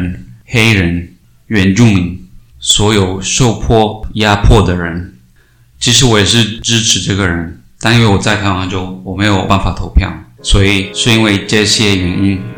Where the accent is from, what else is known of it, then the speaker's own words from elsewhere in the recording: Cali, Valle del Cauca, Colombia; 在我的老家开里，她当了女仆，就为了过日子。